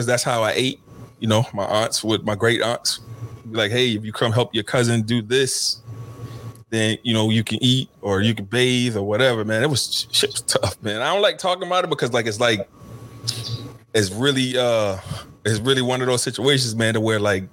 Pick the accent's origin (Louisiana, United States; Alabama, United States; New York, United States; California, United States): Louisiana, United States; Covington; I was born and raised in Covington, Louisiana, about 24 miles from New Orleans